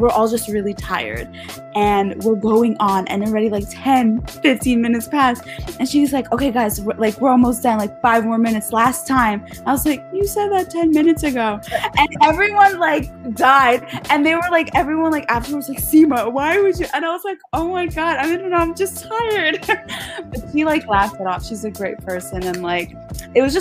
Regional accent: Russia; first language Russian; English is a second language; I spoke Russian first before I spoke English. Yeah, I'm a Russian.

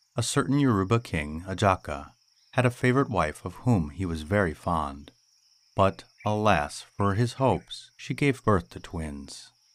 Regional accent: United States; as an American

